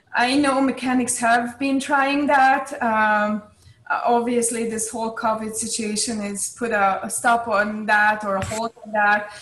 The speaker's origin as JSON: {"language": "English", "country": "Hungary", "tie": "born or raised there", "said": "I grew up in Hungary"}